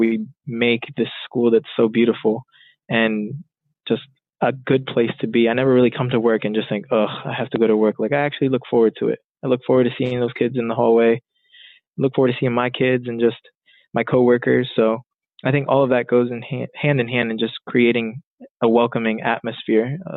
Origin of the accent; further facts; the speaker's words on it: Lancaster, Pennsylvania, United States; I was born and raised in Lancaster, went to Millersville